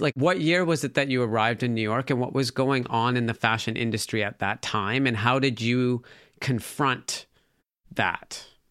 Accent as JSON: {"language": "English", "town": "Calgary", "region": "Alberta", "country": "Canada", "tie": "born or raised there", "said": "I grew up in Calgary, Alberta, Canada"}